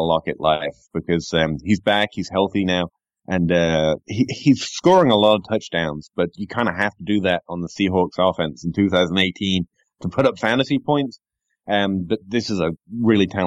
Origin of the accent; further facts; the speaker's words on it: England, United Kingdom; moved away; I'm English here